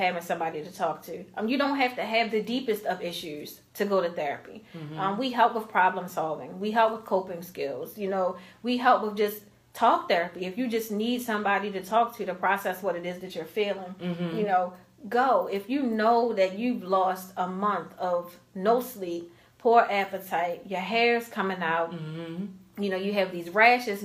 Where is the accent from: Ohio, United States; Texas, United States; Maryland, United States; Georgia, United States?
Maryland, United States; Baltimore; I grew up in Baltimore City